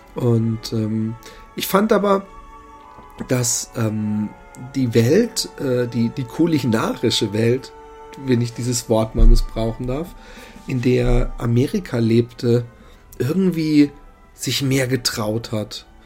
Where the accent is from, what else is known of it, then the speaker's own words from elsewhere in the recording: Busenbach, Baden-Württemberg, Germany; in äh, Busenbach, da wo ich aufgewachsen bin